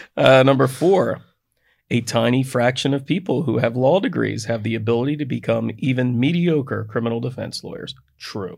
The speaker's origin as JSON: {"language": "English", "country": "United States", "said": "I'm from Delaware County"}